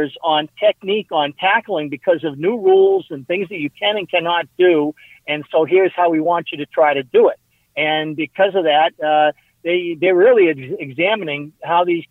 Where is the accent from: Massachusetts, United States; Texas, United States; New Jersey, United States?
Massachusetts, United States; Walpole; my hometown of Walpole